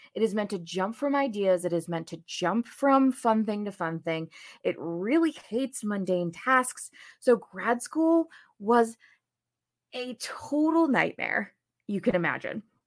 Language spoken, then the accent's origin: English; New Jersey, United States; moved away as an adult; also born or lived in Saint Louis; now in Chicago, United States; I grew up in New Jersey